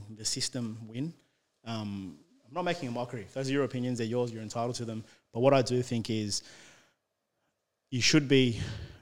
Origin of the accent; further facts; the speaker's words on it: Sydney, New South Wales, Australia; I'm from Western Sydney